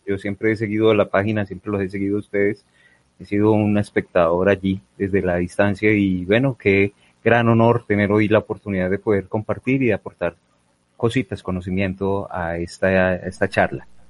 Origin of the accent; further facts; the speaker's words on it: Armenia, Quindío, Colombia; now in Medellín, Colombia; yo soy del eje cafetero, yo soy de Armenia, de Armenia Quindío.